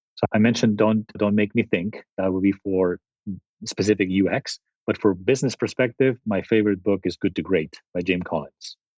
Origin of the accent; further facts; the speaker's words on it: Spain; moved away as an adult; also born or lived in Italy / San Jose, United States; now in Silicon Valley, United States; I grew up in in Spain and, and and actually before Spain, Italy